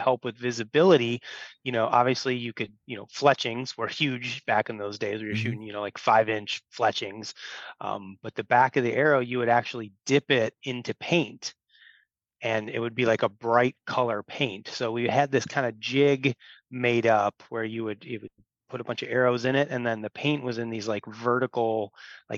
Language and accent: English; Illinois, United States; I grew up here in Illinois, grew up in a bow hunting family.